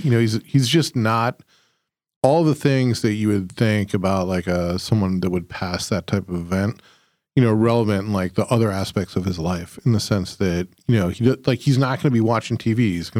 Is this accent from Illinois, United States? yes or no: yes; Chicago suburbs, Illinois, United States; moved away; we grew up in the Chicago suburbs